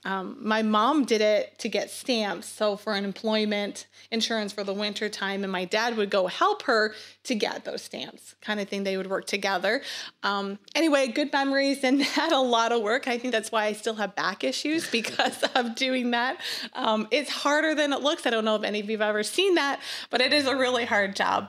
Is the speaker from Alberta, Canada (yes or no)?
no; Sonora, Nova Scotia, Canada; moved away; I grew up in Nova Scotia. Canada, um, in a really small fishing town. It's called Sonora